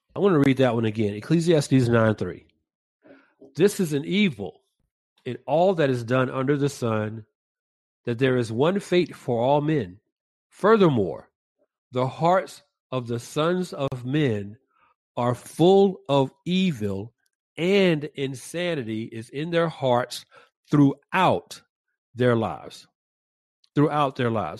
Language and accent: English; Georgia, United States; now in California, United States; my home state of Georgia